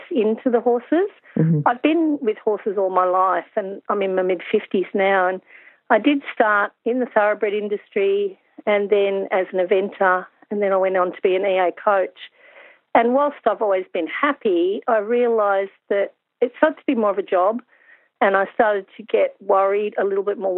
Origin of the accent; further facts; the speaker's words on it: Hunter Valley, New South Wales, Australia; I'm from the Hunter Valley